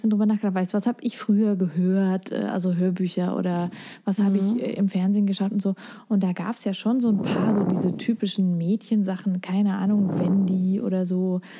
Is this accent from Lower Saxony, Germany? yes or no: yes; Lower Saxony, Germany; ich komm zwar aus Niedersachsen